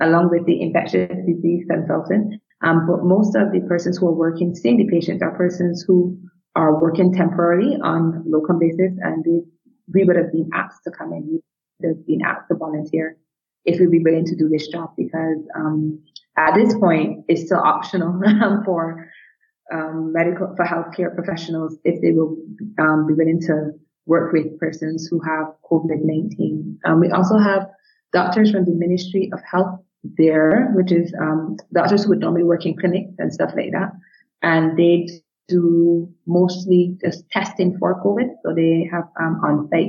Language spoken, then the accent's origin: English; Barbados; We are a small country, 265,000 people and 166 square miles in size.